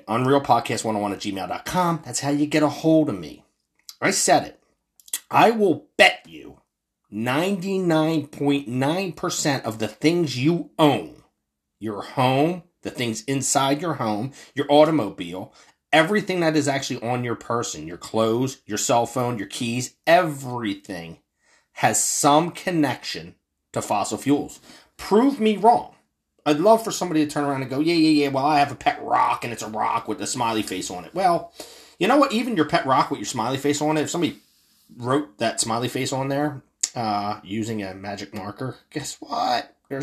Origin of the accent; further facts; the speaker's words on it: Philadelphia, Pennsylvania, United States; I am a Philadelphian